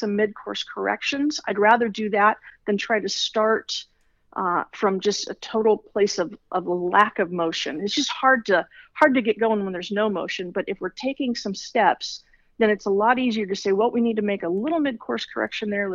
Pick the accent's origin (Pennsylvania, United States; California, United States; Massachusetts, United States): California, United States; Los Angeles; Born and raised in Los Angeles.